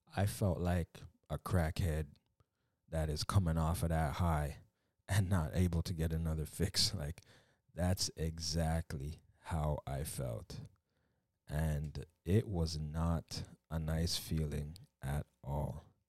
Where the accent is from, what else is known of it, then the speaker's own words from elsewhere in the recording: Canada; coming from a Jamaican background, you know, I was born in Canada